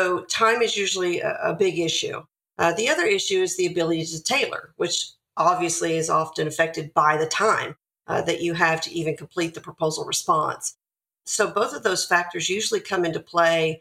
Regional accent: Nashville, Tennessee, United States; I'm from Nashville, Tennessee. So I'm in the Tennessee area today

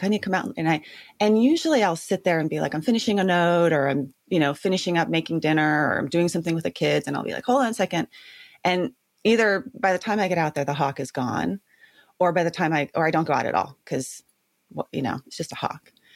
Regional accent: Santa Barbara, California, United States; was born and raised in Santa Barbara

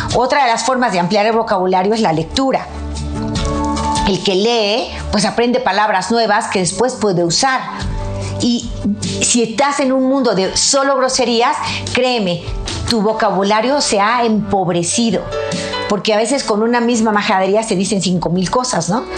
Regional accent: Mexico; mi país, México

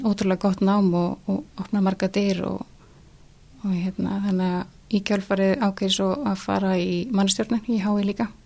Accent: Ólafsfjörður, Northeastern Region, Iceland; En já, ég elst upp út af landi í Ólasverði og það er svona lítill grútleg bær

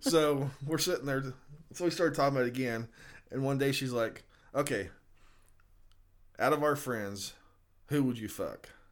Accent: Kansas, United States; We're from Kansas

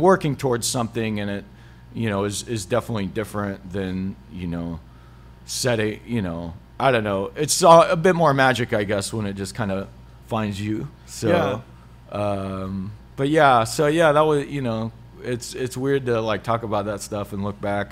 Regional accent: Hutchinson, United States; growing up in Hutchinson

